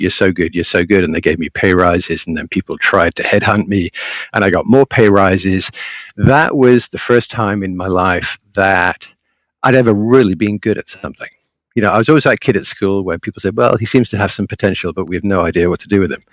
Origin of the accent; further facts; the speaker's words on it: England, United Kingdom; I was living in England. I'm English by birth